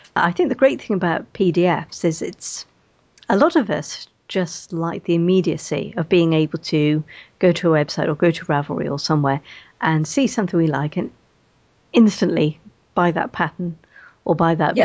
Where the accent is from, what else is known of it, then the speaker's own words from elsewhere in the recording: Welsh, Wales, United Kingdom; being Welsh and having uh, uh relatives in West Wales